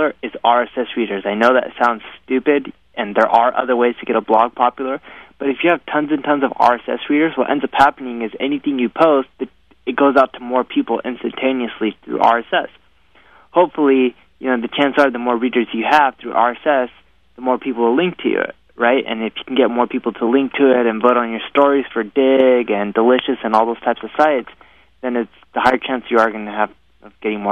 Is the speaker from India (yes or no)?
yes; India; I'm Indian